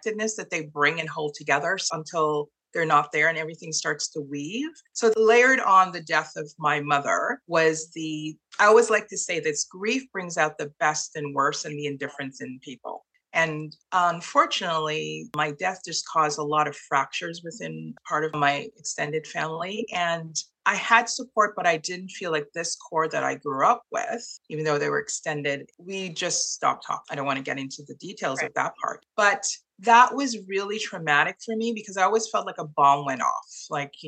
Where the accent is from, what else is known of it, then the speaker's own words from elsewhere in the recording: Toronto, Ontario, Canada; moved away as an adult; also born or lived in Trinidad and Tobago / Montreal, Canada; now in Kingston, Canada; we moved to Toronto and I grew up in Toronto and became a Torontonian